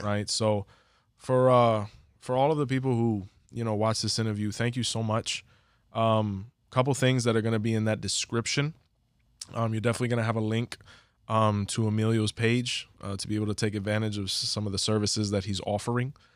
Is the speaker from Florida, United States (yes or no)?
yes; Hialeah, Florida, United States; we're from Hialeah